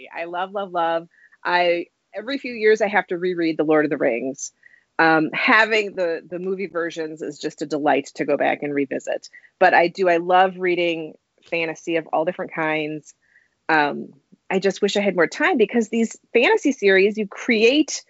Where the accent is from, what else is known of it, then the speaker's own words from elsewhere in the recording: Wisconsin, United States; my home state of Wisconsin